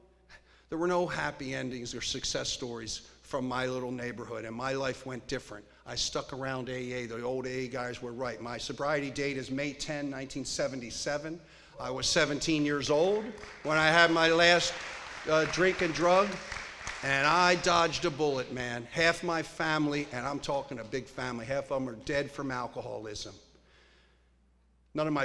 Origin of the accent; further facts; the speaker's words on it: Pennsylvania, United States; also born or lived in Studio City, California; now in Santa Barbara, United States; I grew up in Pennsylvania